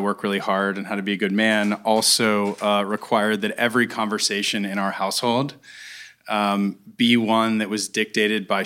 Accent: Pittsburgh, Pennsylvania, United States; I grew up in Pittsburgh, a little bit outside of Pittsburgh

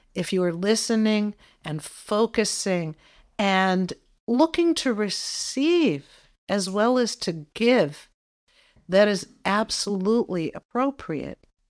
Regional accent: Boston, Massachusetts, United States; I'm from Boston

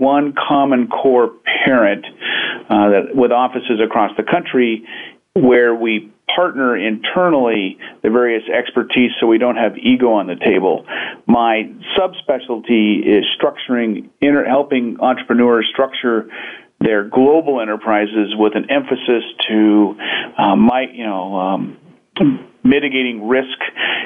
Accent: Pacific Northwest, United States; I hail from the Pacific Northwest, where we're abundantly surrounded by great nature

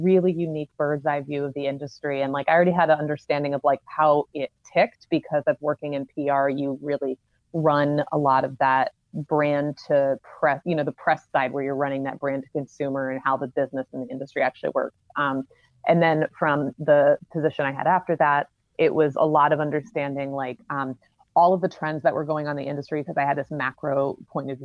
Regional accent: Charlotte, North Carolina, United States; moved away as an adult; now in New York, United States; I'm from Charlotte

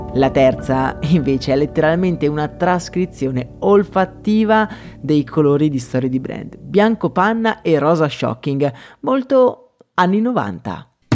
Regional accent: Italy; dalle mie parti

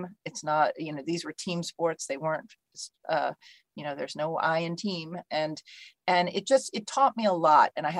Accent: Alexandria, Virginia, United States; moved away as an adult; I grew up just outside of Washington in Alexandria, Virginia

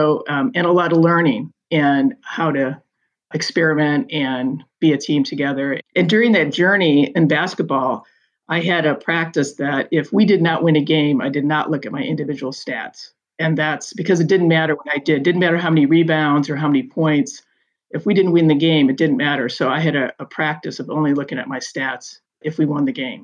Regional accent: Michigan, United States; moved away as an adult; Growing up in Michigan, had that service component and value as a family.

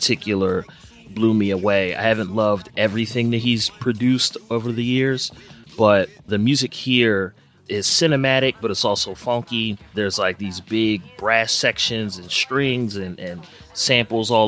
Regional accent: Philadelphia, Pennsylvania, United States; my hometown, Philadelphia

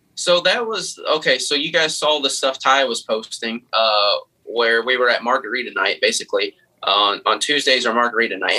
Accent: Kentucky, United States; I'm from Kentucky

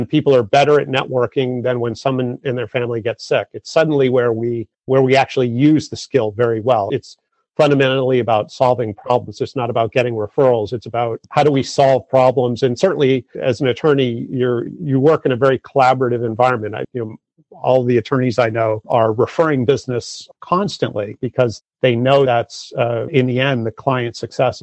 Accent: Massachusetts, United States; I grew up in Massachusetts

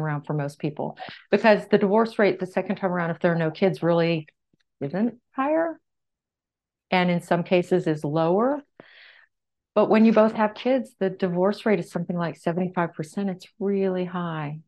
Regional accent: San Antonio, Texas, United States; moved away as an adult; also born or lived in California; I moved from my professorship in California to my hometown of San Antonio, Texas

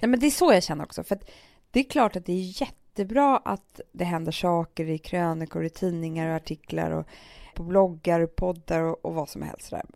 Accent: Stockholm, Stockholm County, Sweden; Södermalm där vi växte upp med Alex

